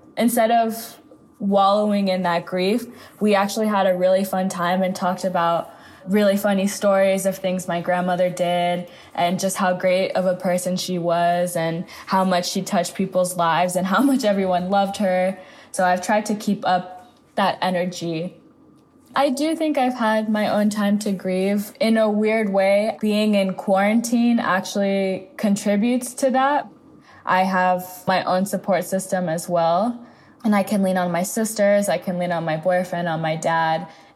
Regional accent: Los Angeles, California, United States; also born or lived in New York; I grew up in the United States, mostly in Los Angeles

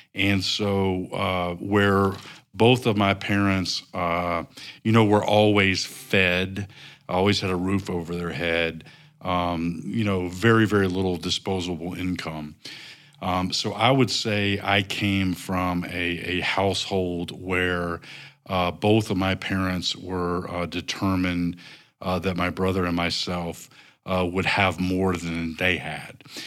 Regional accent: North Carolina, United States; moved away as an adult; also born or lived in Nashville, Tennessee / Northwest Arkansas; now in Rogers, Arkansas, United States; I grew up in North Carolina.

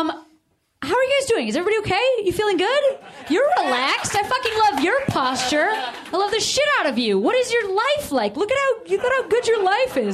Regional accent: Chicago, Illinois, United States; moved away as an adult; also born or lived in Boston; I moved back home from Boston to Chicago when I was like 24

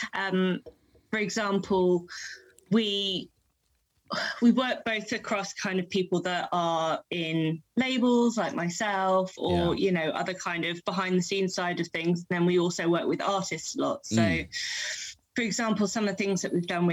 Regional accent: London, United Kingdom; moved away as an adult; now in Wallington, United Kingdom; I'm actually from West London, born and bred

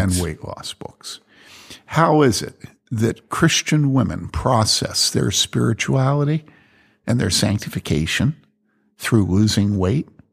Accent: Philadelphia, Pennsylvania, United States; moved away; when I was growing up in Philly

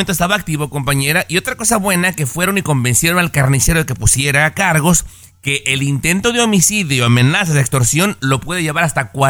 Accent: Mexico; moved away; Yo me vine de México en el año 89 y si esto hubiera pasado no hubiera sido más que una nota X.

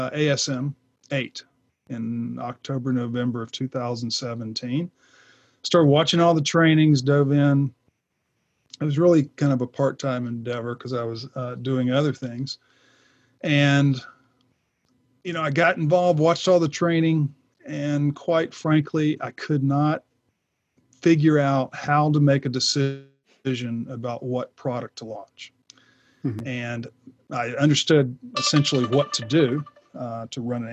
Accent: Atlanta, Georgia, United States; also born or lived in Lake Lanier, Georgia; I'm from Atlanta. I live now on Lake Lanier, north of Atlanta

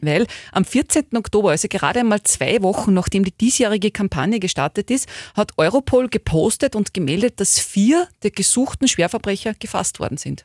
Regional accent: Upper Austria, Austria; hier bei uns in Oberösterreich

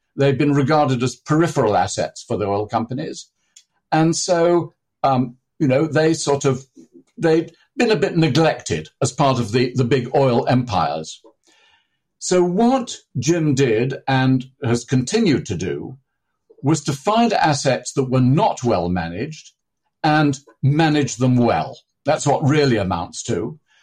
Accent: near Manchester, North West England, United Kingdom; I was born near Manchester

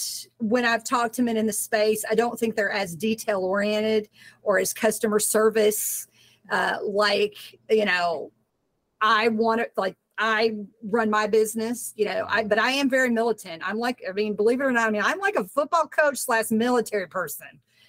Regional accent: Southern United States, United States; I mean, I'm from the South.

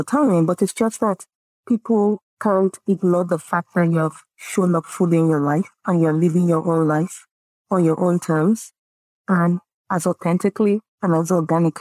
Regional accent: Nigeria; first language Yoruba; English is a second language; I come from the Yoruba tribe, right, in Nigeria. We're very community, open, giving, sharing mentality

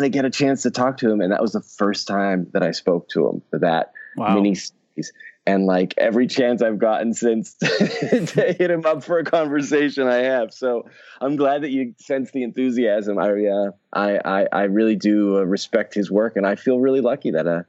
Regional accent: Pittsburgh, Pennsylvania, United States; moved away as an adult; now in Los Angeles, United States; I grew up in Pittsburgh and I've lived in Los Angeles now for 20 years

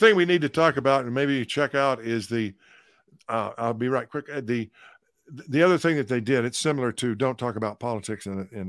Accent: Texas, United States; from the time I could speak in church when I was a kid growing up in East Texas.

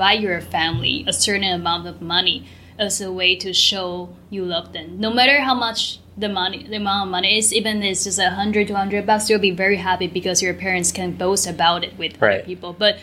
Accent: Taiwan; moved away; I am from Taiwan

